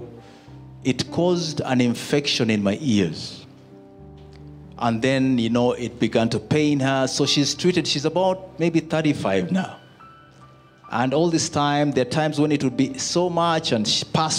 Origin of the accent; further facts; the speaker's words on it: Uganda; I'm coming from Uganda